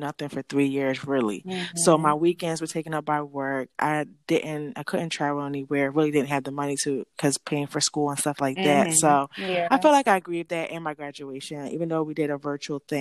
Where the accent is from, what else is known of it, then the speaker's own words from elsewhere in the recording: Philadelphia, Pennsylvania, United States; I'm from Philadelphia